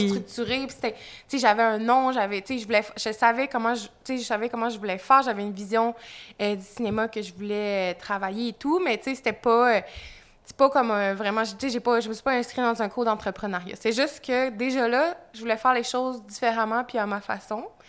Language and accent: French; Magdalen Islands, Quebec, Canada; moved away as an adult; also born or lived in Montreal; je suis originaire des îles de la Madeleine. Je suis née aux îles de la Madeleine, j'ai grandi là-bas